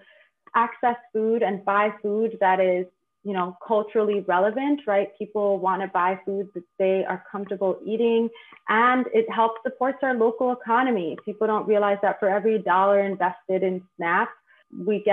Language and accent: English; New York City, New York, United States; also born or lived in Bronx, New York; I was born and raised on the Lower East Side, but now reside in the Bronx